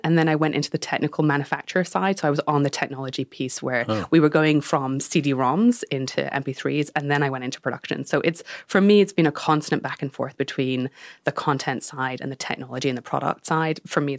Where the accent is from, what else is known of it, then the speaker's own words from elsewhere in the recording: United Kingdom; So I grew up in the Danish Cultural Institute. My father was running that in the UK, and the mission there was to bring Danish culture to the UK.